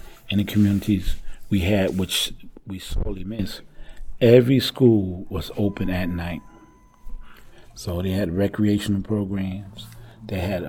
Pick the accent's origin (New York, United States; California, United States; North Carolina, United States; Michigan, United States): New York, United States; New York City; I grew up on Madison Street. That's between Troop and Sumner Avenue is now Marcus Garvey Boulevard